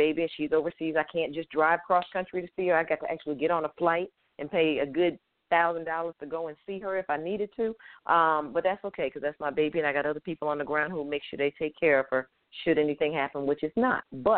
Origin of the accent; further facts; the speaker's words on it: Hartford, Connecticut, United States; moved away; also born or lived in Atlanta, Georgia; I am not from Boston. I am from Hartford, Connecticut.